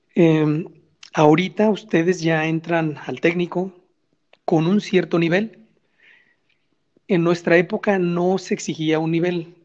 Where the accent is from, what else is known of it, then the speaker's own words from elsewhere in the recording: Guadalajara, Jalisco, Mexico; nosotros como mexicanos, como tapatíos